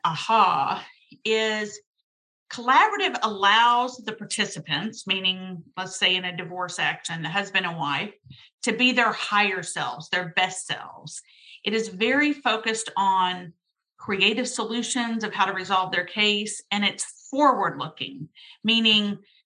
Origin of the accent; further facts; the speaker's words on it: Dallas, Texas, United States; I grew up in Dallas. I'm a Dallas girl